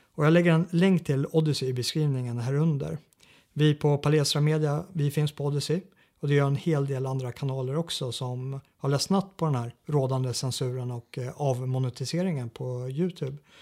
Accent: Sweden; som svensk eh, regimkritiker

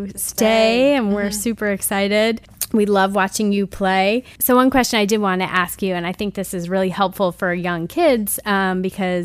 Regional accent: New York, United States; now in Louisville, United States; I'm from New York

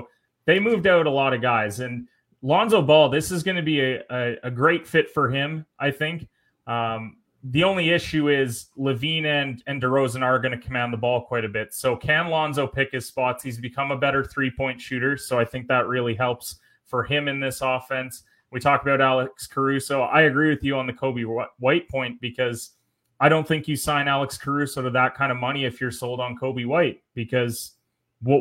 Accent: Canada; I'm Canadian

